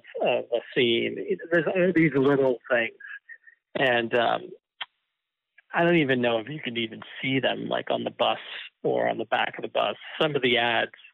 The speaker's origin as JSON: {"language": "English", "town": "Malden", "region": "Massachusetts", "country": "United States", "tie": "born or raised there", "said": "I grew up just north of Boston, yeah, in Malden, Massachusetts"}